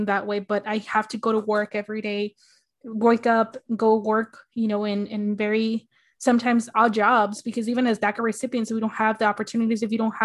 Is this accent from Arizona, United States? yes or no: yes; Arizona, United States; my hometown in Arizona